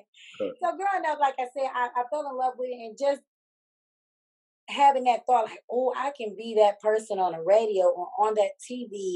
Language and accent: English; Detroit, Michigan, United States; I'm from Detroit, Michigan